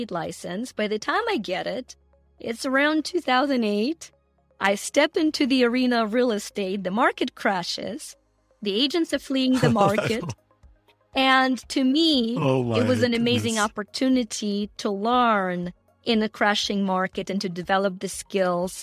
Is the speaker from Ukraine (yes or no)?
yes; Ukraine; moved away; you guys probably can hear the accent. I'm from Ukraine, former Soviet Union